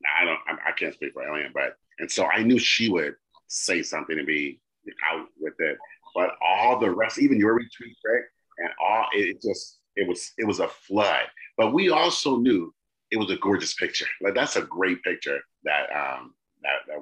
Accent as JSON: {"language": "English", "region": "California", "country": "United States", "said": "I'm a Californian"}